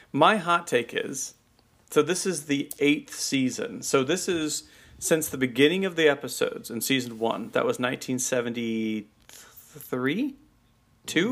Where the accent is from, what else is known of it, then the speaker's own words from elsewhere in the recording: United States; as an American